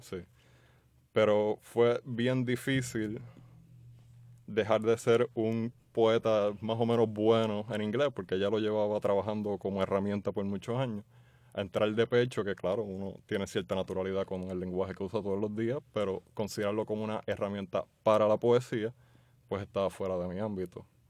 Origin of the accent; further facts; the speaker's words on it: San Juan, Puerto Rico; also born or lived in Jayuya; Yo nací en Santurce y me he criado acá en el área metropolitana